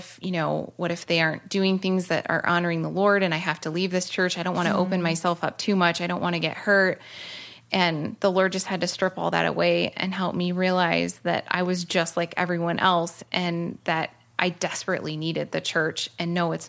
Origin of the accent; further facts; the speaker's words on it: Oregon, United States; moved away as an adult; also born or lived in California; So I grew up in Oregon, moved to California at 18